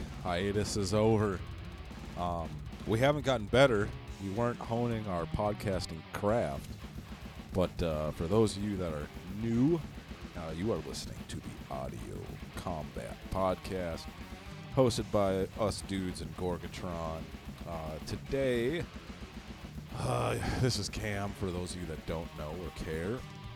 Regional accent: Minneapolis, Minnesota, United States; now in Fargo, United States; Yeah, I'm from Minneapolis, Twin Cities area

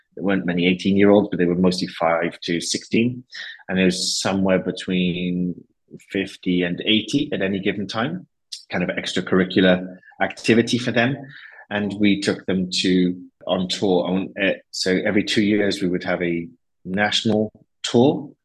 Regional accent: Wales, United Kingdom; moved away as an adult; also born or lived in Madrid, Spain; they used to call me El Inglés because they couldn't figure out where Wales was

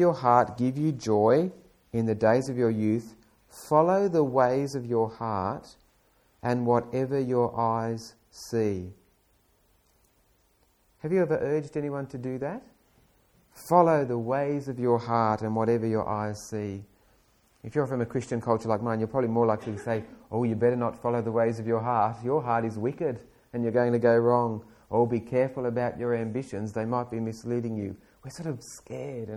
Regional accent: Australia; as an Australian

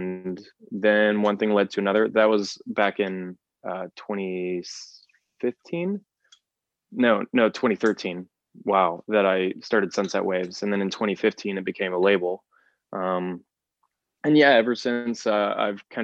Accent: Amarillo, Texas, United States; when I was in high school, I'm from Amarillo, Texas, when I was in high school

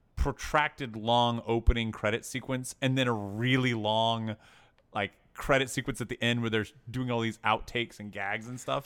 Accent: Tennessee, United States; I grew up in Tennessee

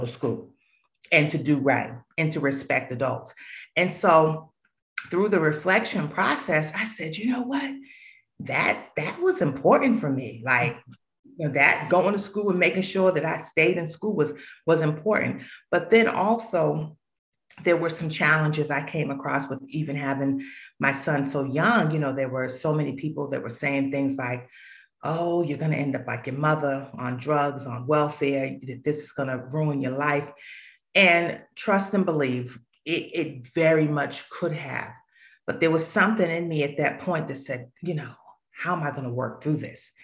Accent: Boston, Massachusetts, United States; moved away as an adult; now in Charlotte, United States; growing up in Roxbury, there were a lot of challenges and influences

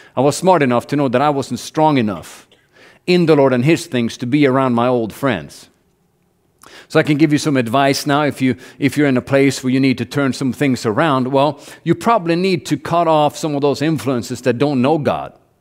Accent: Norway; moved away as an adult; I grew up in Norway, and all, everything's paid for by the government

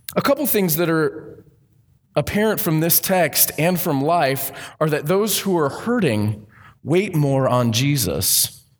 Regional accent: Southern California, United States; I grew up in Southern California

